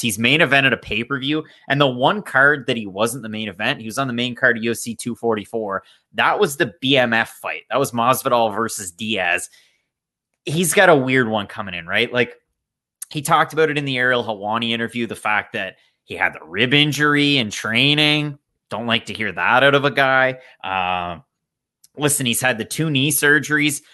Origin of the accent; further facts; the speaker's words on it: Canada; I'm Canadian